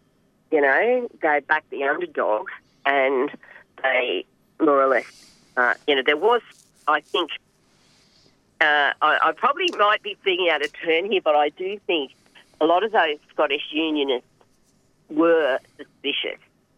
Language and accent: English; Maryborough, Queensland, Australia; also born or lived in Hervey Bay; now in Gympie, Australia; when I was growing up in Maryborough